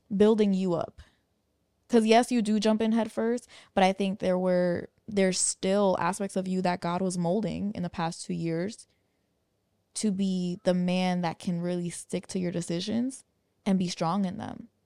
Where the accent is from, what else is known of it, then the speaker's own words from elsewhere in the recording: New York, United States; moved away as an adult; where we grew up in New York